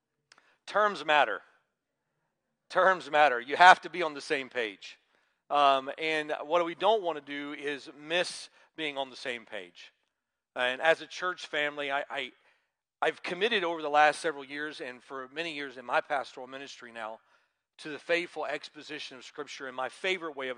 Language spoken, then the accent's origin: English; Georgia, United States; moved away; when I was growing up in Georgia